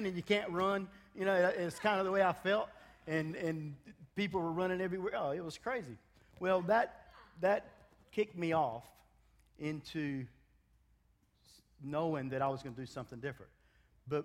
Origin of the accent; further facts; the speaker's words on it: United States; moved away; also born or lived in Africa; I am African American